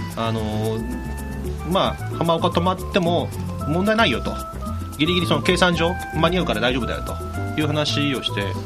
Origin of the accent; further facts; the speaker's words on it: Kyushu, Japan; moved away; 僕なんか九州なので